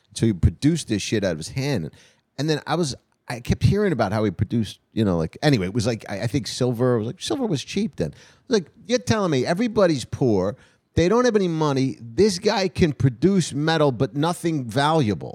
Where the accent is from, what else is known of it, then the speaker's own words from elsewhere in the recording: New Jersey, United States; If I grew up in a junkyard in Jersey